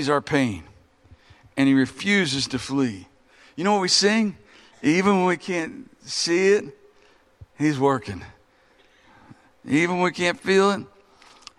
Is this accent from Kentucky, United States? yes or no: yes; Kentucky, United States; We're all from Kentucky